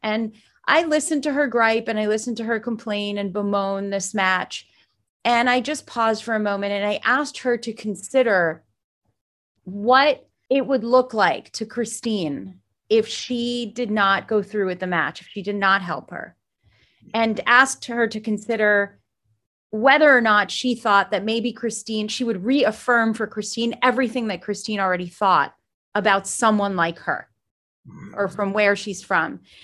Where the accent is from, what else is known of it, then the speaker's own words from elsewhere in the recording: South Florida, United States; also born or lived in Jerusalem, Israel / New York; I was raised in South Florida